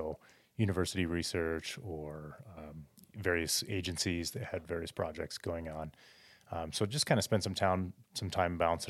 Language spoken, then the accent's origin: English; Cody, Wyoming, United States; I grew up in Cody, Wyoming, outside of Yellowstone.